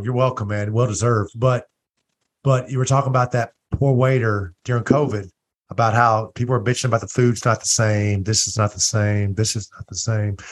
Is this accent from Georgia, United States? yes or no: no; Louisiana, United States; I'm from Louisiana